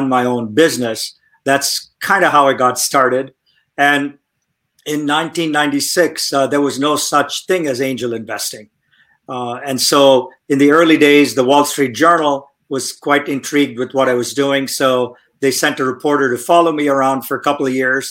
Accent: India; moved away as an adult; now in Silicon Valley, United States; I grew up in India, came to the United States when I was 21 years old to study

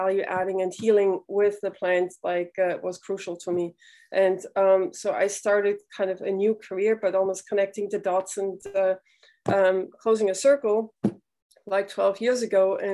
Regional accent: Switzerland; moved away; also born or lived in New York; I grew up in Switzerland, and my parents were naturopaths

